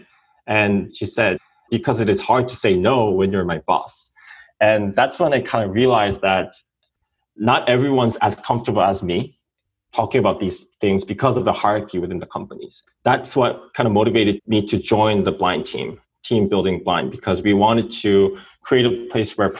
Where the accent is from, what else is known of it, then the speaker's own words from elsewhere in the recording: South Korea; moved away as an adult; now in United States; I'm an entrepreneur from South Korea.